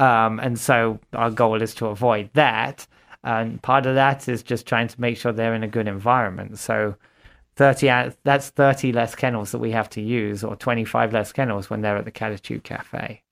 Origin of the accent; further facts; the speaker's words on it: Watford, East of England, United Kingdom; moved away as an adult; also born or lived in Fargo, North Dakota / Minneapolis / Grand Forks, North Dakota; now in Sioux Falls, United States; I'm originally from Watford, Hertfordshire, England.